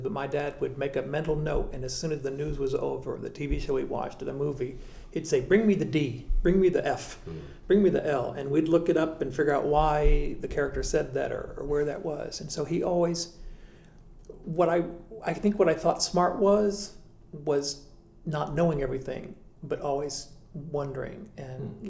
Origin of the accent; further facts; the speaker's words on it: Marion, Arkansas, United States; I grew up in Marion, Arkansas